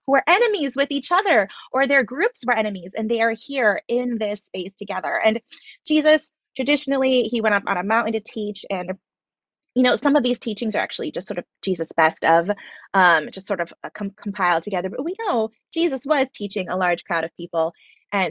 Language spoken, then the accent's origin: English; Philippines; I was raised in the Philippines